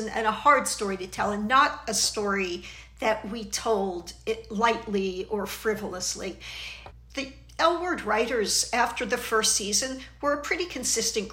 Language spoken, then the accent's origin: English; Philadelphia, Pennsylvania, United States; accent: Philly; my Philly accent